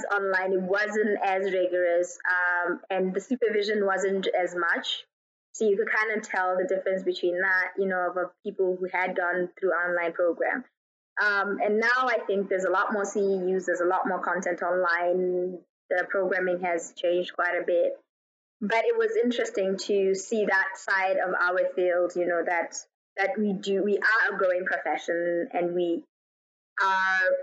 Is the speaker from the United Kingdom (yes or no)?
no; Botswana; moved away as an adult; also born or lived in United States / South Africa / Kuwait / Ireland; I was born in Botswana, raised in Botswana, and then at 18, I moved to the U.S.